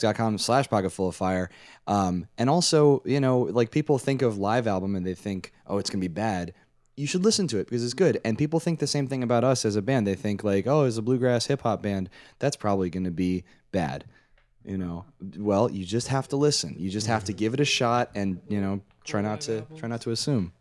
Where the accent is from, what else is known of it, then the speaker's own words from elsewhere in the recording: Washington, District of Columbia, United States; now in New Jersey, United States; I'm from D C originally. I'm from Washington, D C, and I live in New Jersey these days